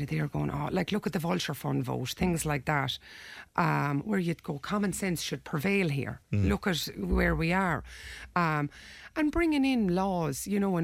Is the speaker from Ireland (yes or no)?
yes; Ireland; we're Irish people. We live in Ireland. You know, we grew up here.